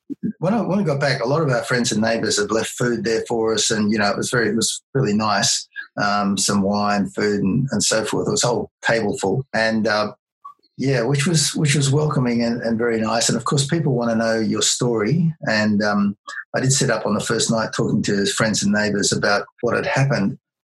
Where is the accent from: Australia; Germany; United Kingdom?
Australia; being Australian